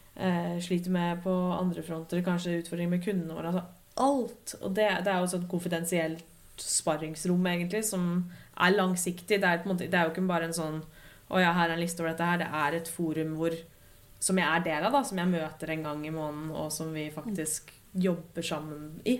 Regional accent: Lillehammer, Innlandet, Norway; moved away as an adult; also born or lived in Dublin; At jeg kunne dra hjem til Lillehammer og jobbe herfra en uke

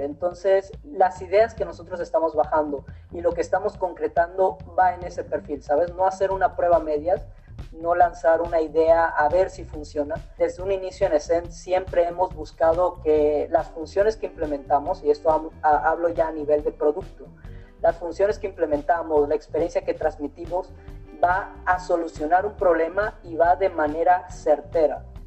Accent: Mexico; nosotros somos de aquí, perdón, somos mexicanos

